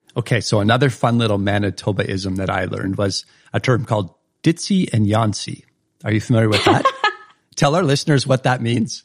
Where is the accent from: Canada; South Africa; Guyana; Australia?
Canada; Saskatchewan; moved away; I was a flatlander from Saskatchewan back then